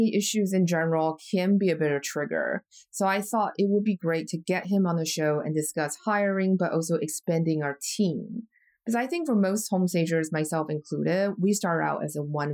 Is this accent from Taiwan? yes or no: yes; Taiwan; moved away; I'm from Taiwan originally, we're really close to China in many different ways culturally